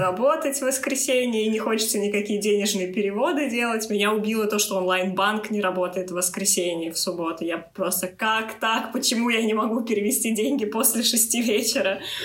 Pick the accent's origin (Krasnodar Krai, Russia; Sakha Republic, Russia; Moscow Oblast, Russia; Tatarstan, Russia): Moscow Oblast, Russia; moved away; я всего лишь из Московской области